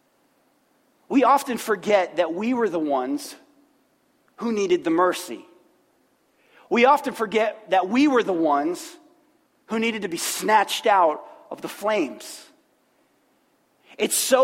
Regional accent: Middletown, Ohio, United States; born in Middletown, Ohio, good Midwestern place

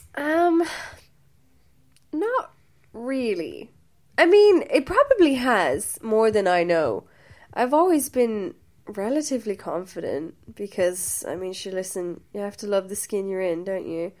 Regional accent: Limerick, Munster, Ireland; also born or lived in Wembley, London, United Kingdom; I am from Limerick

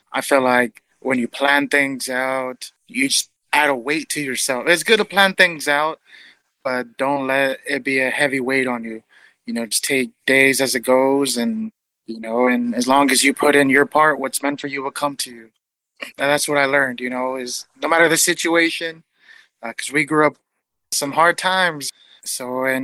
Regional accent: Los Angeles, California, United States; I'm from Los Angeles, California, born and raised, and I've lived here my entire life

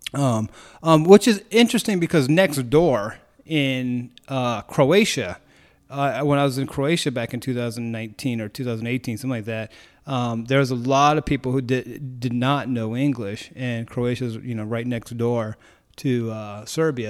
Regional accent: United States; as an American who doesn't know anything

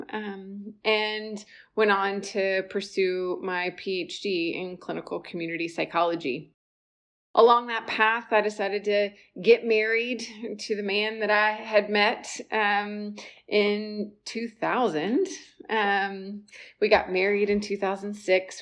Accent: South Carolina, United States; I was born and raised in South Carolina

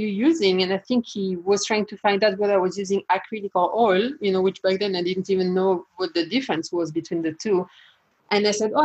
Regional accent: France; moved away as an adult; now in United States; I was born and raised in France, and I left France when I was about 19 years old, came to the US

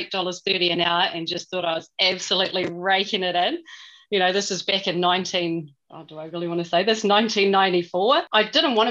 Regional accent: Milton, Otago, New Zealand; moved away as an adult; also born or lived in Balclutha, New Zealand; now in Coromandel, New Zealand; I was born in a little town called Balclutha in South Otago and then raised in an even smaller town called Milton

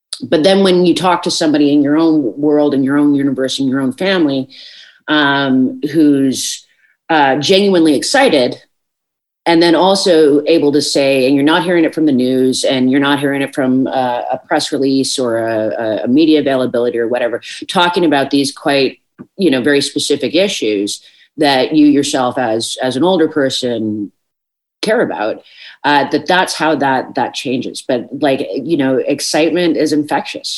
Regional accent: Newfoundland and Labrador, Canada; as a Newfoundlander

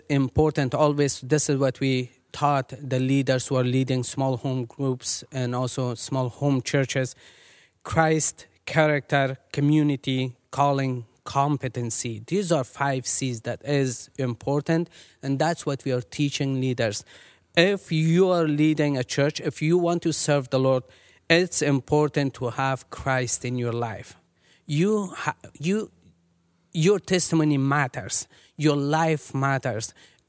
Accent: Kabul, Afghanistan; moved away; I am an Afghan. I was born in Afghanistan, in Kabul.

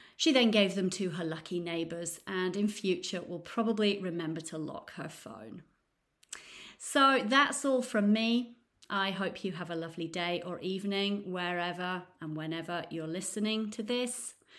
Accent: Nottingham, East Midlands, United Kingdom; now in Florence, Italy; I'm from Nottingham in the U K, but now I live in beautiful Florence in Italy.

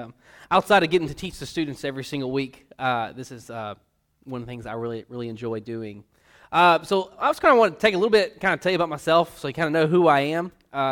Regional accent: White Hall, Arkansas, United States; God's called us back home to Arkansas. We're both from Whitehall, Pine Bluff area. We're both born and raised. And so we're excited to be back in Arkansas

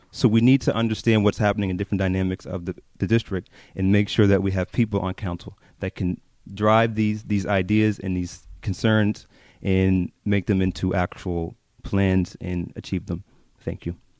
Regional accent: Halifax, Nova Scotia, Canada; I grew up in North End of Halifax, uh, my whole life

